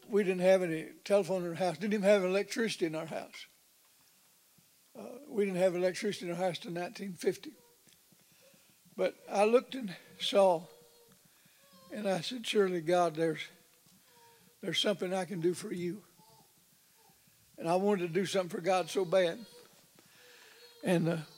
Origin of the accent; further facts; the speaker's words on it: Big Flat, Arkansas, United States; I was born and raised in the Ozark Mountains